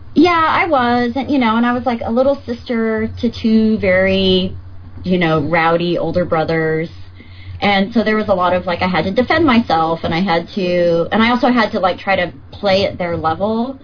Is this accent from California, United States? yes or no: yes; Northern California, United States; also born or lived in Los Angeles, California / Chico, California; I'm from California. I was born